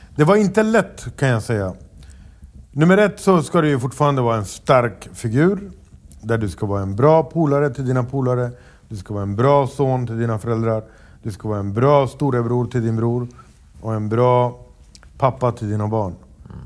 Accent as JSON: {"language": "Swedish", "town": "Stockholm", "region": "Stockholm County", "country": "Sweden", "tie": "born or raised there", "said": "jag föddes uppvuxen i Rinkeby och det var inte mitt fel att jag föddes där."}